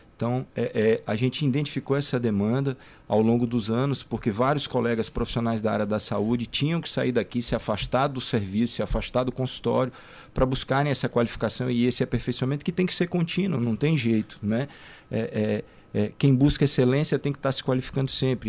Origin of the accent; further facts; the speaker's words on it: Goiânia, Goiás, Brazil; now in São Luís, Brazil; Eu sou goiano, né? Nasci em Goiânia, em Goiás, mas já moro aqui no Maranhão há mais de 20 anos